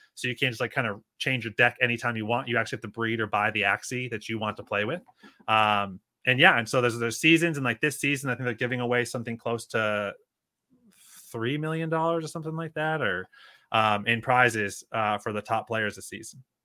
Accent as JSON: {"language": "English", "region": "Northeast", "country": "United States", "also_born_or_lived": "Northwest Arkansas", "moved": "as an adult", "lives_now": "Arkansas, United States", "said": "from the Northeast originally"}